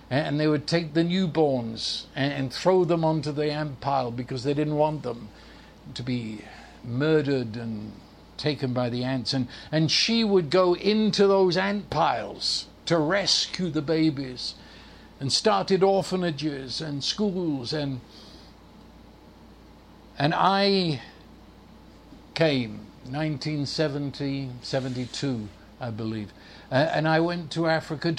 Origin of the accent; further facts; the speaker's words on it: United Kingdom; I'm a Brit